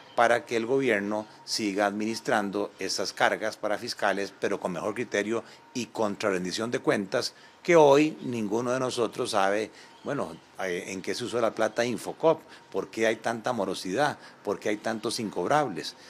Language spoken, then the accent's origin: Spanish; Costa Rica; como costarricenses